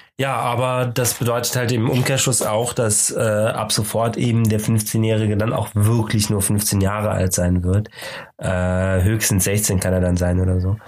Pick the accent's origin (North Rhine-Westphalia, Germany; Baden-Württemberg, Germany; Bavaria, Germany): North Rhine-Westphalia, Germany; Cologne; wir als Kölner haben natürlich das Glück, dass wir gar nicht so weit weg sind von der niederländischen Grenze.